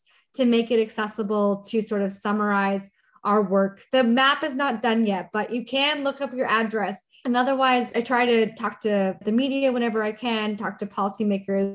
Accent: Canada; moved away as an adult; now in Minneapolis, United States; I'm Canadian

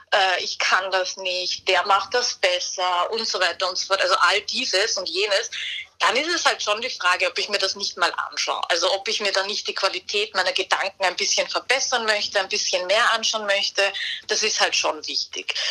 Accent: Vienna, Austria; ich als Wienerin kann nur sagen, das gehört auf jeden Fall dazu.

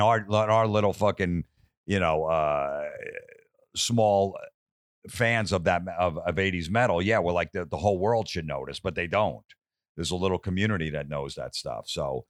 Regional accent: East Coast, United States; You know, I grew up on the East Coast, so I didn't know this whole scene out here.

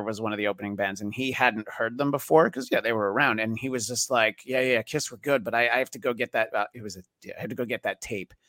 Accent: New York, United States; moved away as an adult; now in Los Angeles, United States; growing up in New York, and I've lived in LA for 20 years

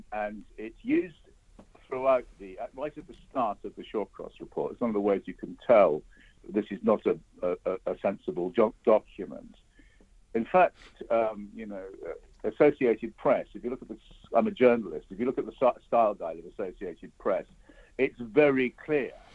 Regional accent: United Kingdom; as a British citizen

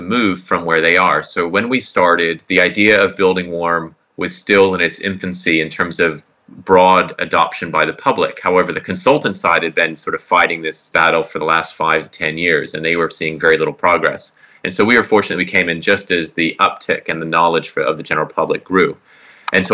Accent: Florida, United States; also born or lived in Southern California / Auckland; now in Queenstown, New Zealand; I grew up in Florida, went to Southern California

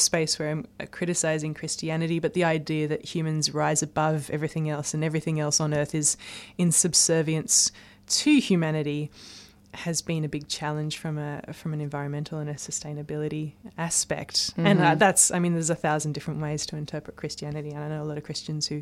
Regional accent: Blue Mountains, near Sydney, New South Wales, Australia; I grew up in the Blue Mountains, which is near Sydney

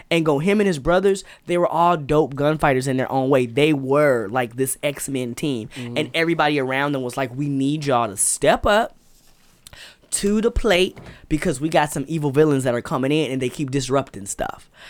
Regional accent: Patagonia, Arizona, United States; I'm from Patagonia, Arizona. Uh, it was dope.

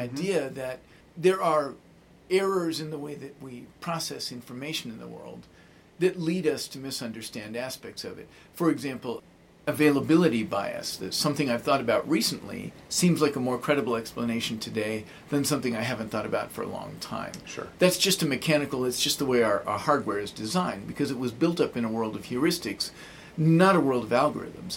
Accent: Arizona, United States; I'm from Arizona

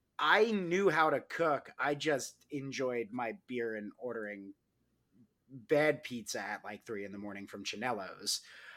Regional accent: New York, United States; I am an Italian from New York.

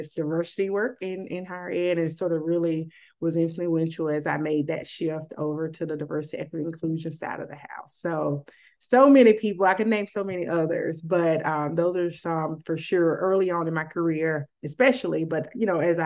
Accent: Mississippi, United States; moved away as an adult; I get to come back home to my home state

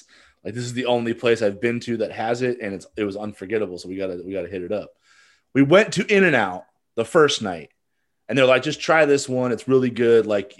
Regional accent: Midwest, United States; So I'm from the Midwest, but I had a lot of family, you know, eastward.

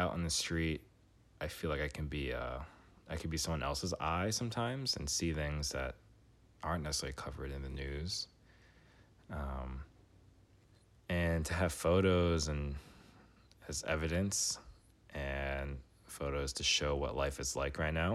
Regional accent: New York City, New York, United States; moved away as an adult; now in Washington, D.C., United States; I grew up in New York City. I moved to D.C. after

